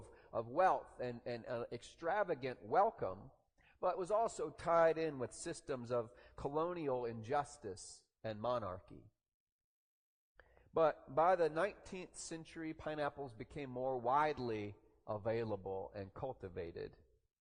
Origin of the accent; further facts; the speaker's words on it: the South, Southern United States, United States; we Southerners